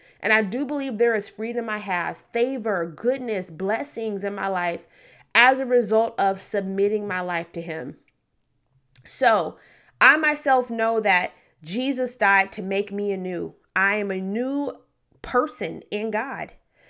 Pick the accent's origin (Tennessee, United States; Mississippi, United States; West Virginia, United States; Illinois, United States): Tennessee, United States; Memphis; also born or lived in Detroit / Oklahoma; But I was born in Memphis, Tennessee. I was primarily raised in inner city Memphis, Tennessee. Also lived in Detroit for a couple years as a very young person.